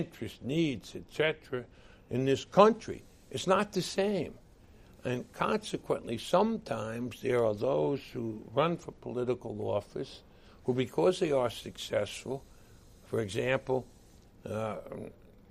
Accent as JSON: {"language": "English", "town": "New York City", "region": "New York", "country": "United States", "accent": "Brooklyn", "said": "my Brooklyn accent"}